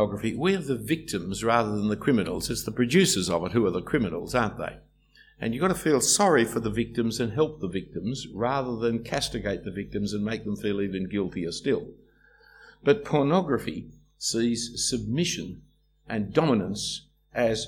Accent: Australia; Our characteristic is to whinge and complain. That's our Australian culture

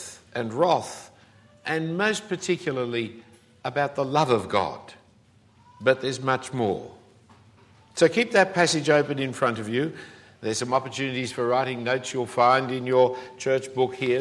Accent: Australia; As an Australian

